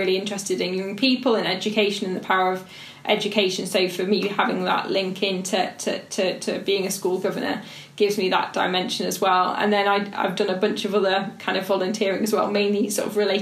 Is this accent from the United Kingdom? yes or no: yes; Stoke-on-Trent, West Midlands, United Kingdom; I grew up in Stoke-on-Trent, a city that suffered really post-industrial decline